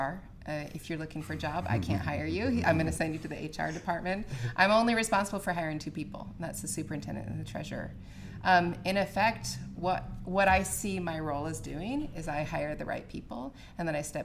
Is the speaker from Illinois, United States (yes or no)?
no; Rochester, Minnesota, United States; moved away as an adult; also born or lived in Kasson, Minnesota / Utah; now in Dayton, United States; I am from Rochester, Minnesota. I was born and raised in Rochester, Minnesota